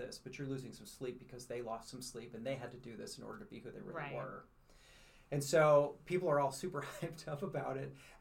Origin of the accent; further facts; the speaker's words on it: North County, Missouri, United States; I'm born and raised in North County.